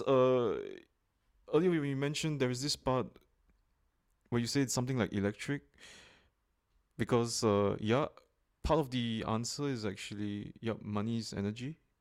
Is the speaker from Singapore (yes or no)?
yes; Singapore; a Bitcoin investor and enthusiast, originally from Singapore